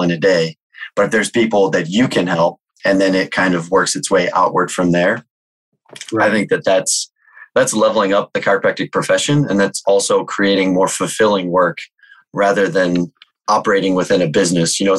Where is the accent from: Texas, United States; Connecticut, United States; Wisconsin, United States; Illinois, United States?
Illinois, United States; Chicago; I'm from the Chicagoland area